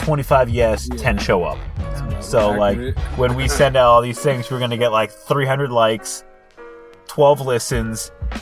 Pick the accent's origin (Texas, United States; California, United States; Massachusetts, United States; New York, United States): California, United States; Los Angeles; We're born and raised in the Los Angeles area.